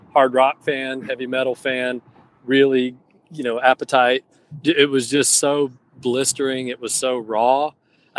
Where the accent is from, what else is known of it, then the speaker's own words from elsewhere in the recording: Athens, Georgia, United States; growing up in Georgia, growing up, you know, around Athens, going to UGA